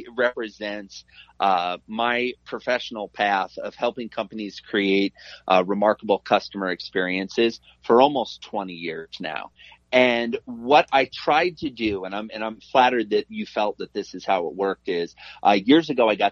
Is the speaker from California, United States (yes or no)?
no; Iowa, United States; I'm a Midwestern kid. I grew up in Iowa.